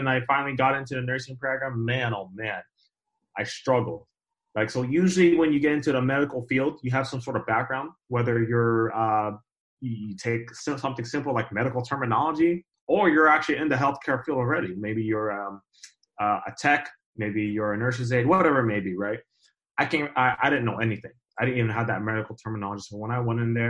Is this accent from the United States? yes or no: yes; Southern California, United States; So I'm from Southern California. I grew up here all my life. I'm in the Inland Empire area, which is about 40 minutes away from